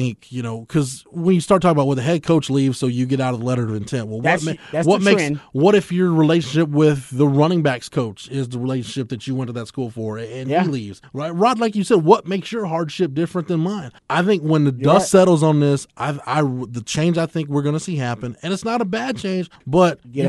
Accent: Waco, Texas, United States; I go to school at Washington State, but I'm from Waco, and both my parents are sick and nobody's there to take care of my brother, so I need to get back home.

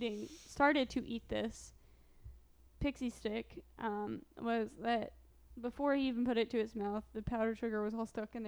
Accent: Midwest, United States; now in Missouri, United States; Growing up in the Midwest

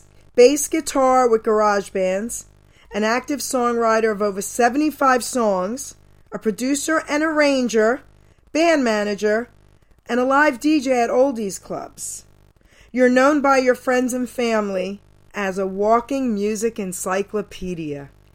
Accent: New York City, New York, United States; I was born and raised in Long Island City and Astoria, New York, growing up.

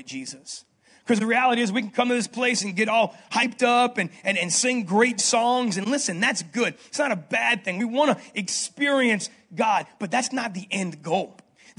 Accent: New Orleans, Louisiana, United States; moved away as an adult; also born or lived in Denver, Colorado; I grew up on the West Bank

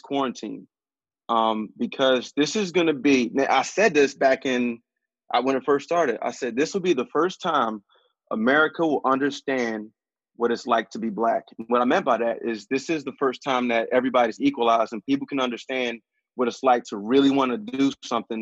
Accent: Philadelphia, Pennsylvania, United States; growing up in West, it's all Black

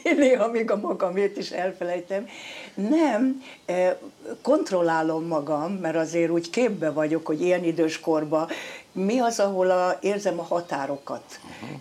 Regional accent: Eger, Heves, Hungary; born or raised there; moved away

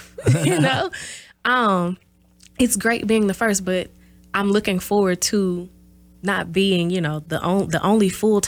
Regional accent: the South, United States; You know, I'm from the South, so learning about, you know, Black history

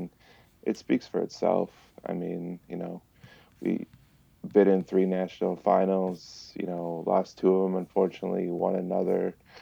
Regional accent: Michigan, United States; moved away as an adult; also born or lived in Sheboygan, Wisconsin; I grew up in Michigan. Michigan kid. Grew up there

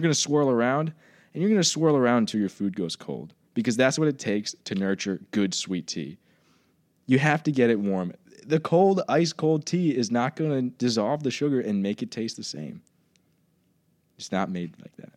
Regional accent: Southwest Virginia, United States; moved away as an adult; also born or lived in New Jersey; I grew up in Virginia.

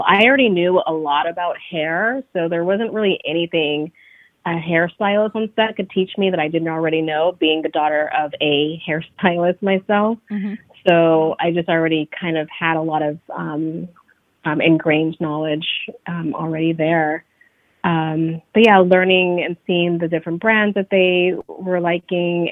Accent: Bay Area, California, United States; moved away as an adult; now in New York, United States; So I am originally from the Bay Area, California, but I say I grew up in New York because this is basically where I've lived the last 15 years of my life.

